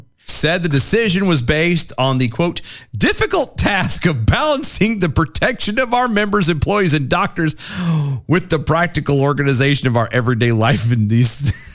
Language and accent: English; United States; as an American, we can't as Americans say